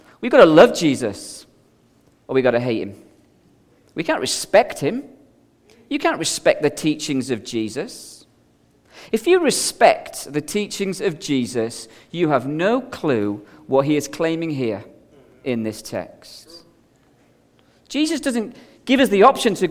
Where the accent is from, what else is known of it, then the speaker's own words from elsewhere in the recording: Belfast, Northern Ireland, United Kingdom; now in Scotland, United Kingdom; I grew up as a child in the streets of Belfast in the 70s